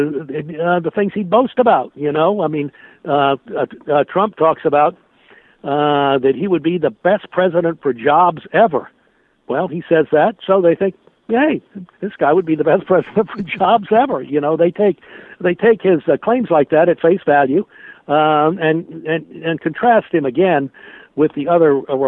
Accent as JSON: {"language": "English", "town": "Washington", "region": "District of Columbia", "country": "United States", "tie": "born or raised there", "said": "I grew up in Washington. I've lived here my whole life"}